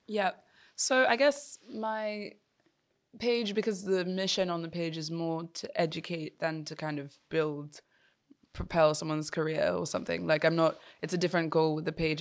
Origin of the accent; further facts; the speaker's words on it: Yoruba, Nigeria; me as an African, but more specifically as a Nigerian, and then even more specifically as a Yoruba person